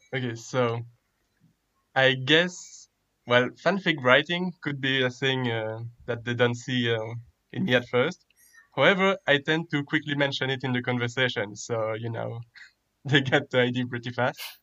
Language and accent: English; Belgium; I'm from Belgium